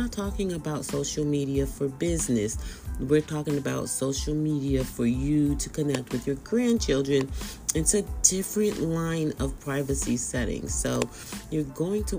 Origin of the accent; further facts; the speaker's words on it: Bay Area, California, United States; I am from the Bay Area